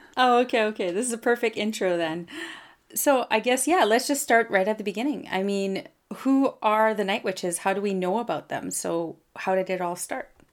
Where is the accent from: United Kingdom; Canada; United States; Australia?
Canada; I'm a Francophone from Canada